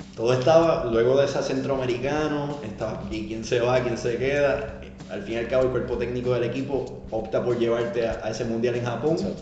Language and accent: Spanish; Aguadilla, Puerto Rico; also born or lived in Vega; yo soy natural de Aguadilla, ya vivía en Vega